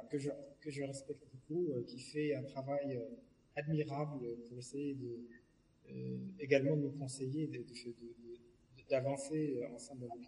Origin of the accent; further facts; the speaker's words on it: Morocco; moved away; moi, je suis parti du Maroc, ça fait 40 ans quand même